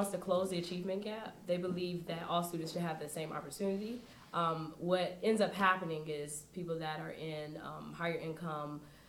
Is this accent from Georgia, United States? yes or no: yes; Villa Rica, Georgia, United States; also born or lived in Decatur, Georgia; So I am from Decatur, Georgia, and I moved